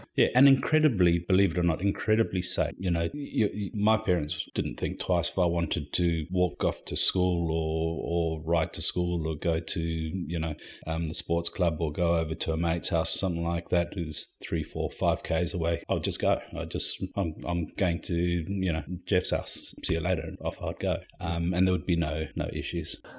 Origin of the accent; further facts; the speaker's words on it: Harare, Zimbabwe; moved away as an adult; also born or lived in Bulawayo, Zimbabwe; now in Perth, Australia; I was born in Harare, which was previously known as Salisbury during the Rhodesian days, in nineteen seventy. I spent the first twelve years of my life in Harare and then moved to a town called Bulawayo